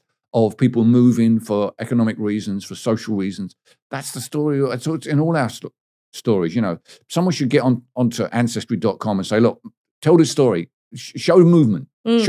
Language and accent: English; England, United Kingdom; There's a weird thing about being English as well, which is our central figures in our culture don't actually belong to us anymore.